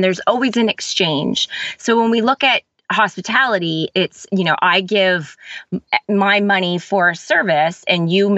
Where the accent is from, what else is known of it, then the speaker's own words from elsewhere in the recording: Canada; I am Canadian. So I live in a city that's just about 2 hours away from Toronto